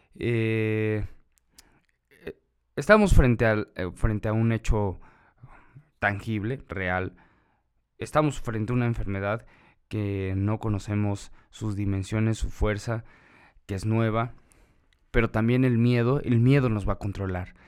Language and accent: Spanish; Mexico; esa es nuestra responsabilidad como ciudadanos, como mexicanos